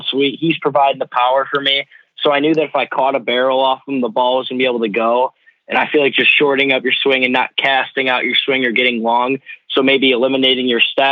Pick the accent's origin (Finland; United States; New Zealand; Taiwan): United States; Grand Blanc, Michigan; my hometown. I've been here my whole life